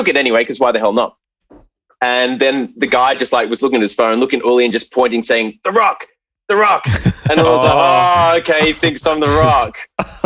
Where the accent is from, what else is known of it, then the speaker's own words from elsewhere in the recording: Brisbane, Queensland, Australia; I was from Brisbane